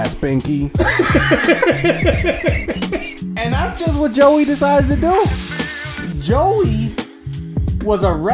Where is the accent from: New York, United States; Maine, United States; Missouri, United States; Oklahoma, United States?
New York, United States; I'm from New York